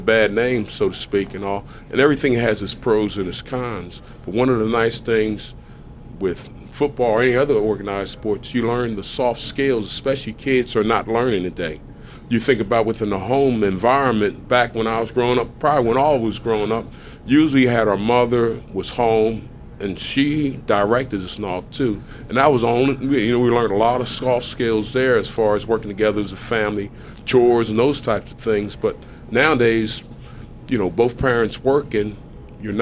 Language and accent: English; Camden, New Jersey, United States; moved away as an adult; also born or lived in Kentucky / Kansas City / Buffalo; I'm from Camden, New Jersey, right across from Philadelphia.